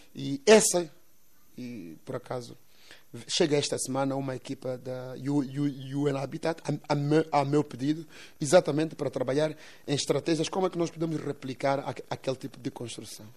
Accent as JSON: {"language": "Portuguese", "town": "Quelimane", "region": "Zambezia", "country": "Mozambique", "tie": "born or raised there", "said": "em Sangarivera, portanto, que é mesmo o, o bairro onde eu cresci"}